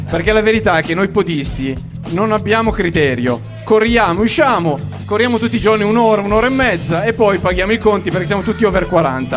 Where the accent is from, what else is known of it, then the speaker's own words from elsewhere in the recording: Monferrato, Piedmont, Italy; dalle mie parti di 15 km in mezzo alle mie colline, quindi insomma è casa